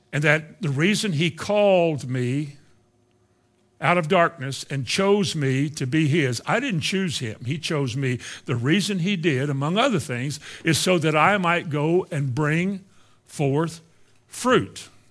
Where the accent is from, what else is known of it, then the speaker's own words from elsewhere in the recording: Indiana, United States; the Christian church I grew up in Indiana